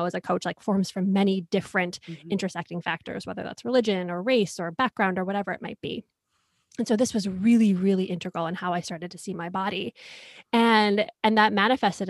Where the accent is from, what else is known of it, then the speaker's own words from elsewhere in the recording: Rochester, New York, United States; I grew up in Rochester, New York